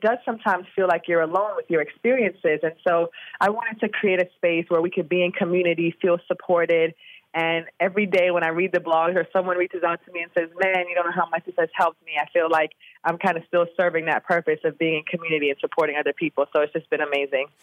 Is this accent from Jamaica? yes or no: yes; Jamaica; moved away as an adult; now in Austin, United States; I'm from Jamaica